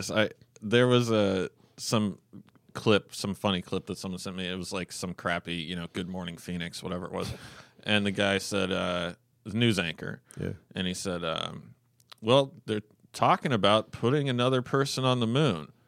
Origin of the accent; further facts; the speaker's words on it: Canada; well, I am a Canadian tranny.